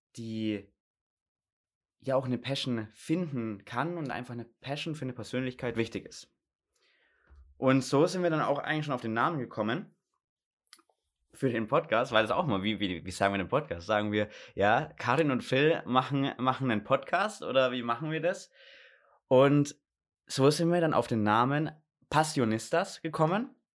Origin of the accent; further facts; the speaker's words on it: Gundremmingen, Bavaria, Germany; now in Munich, Germany; bin aus Gundremmingen, also hier eigentlich aus der Nähe und bin hier aufgewachsen, bin aber dann vor fast schon drei Jahren bald nach München gezogen zum Studieren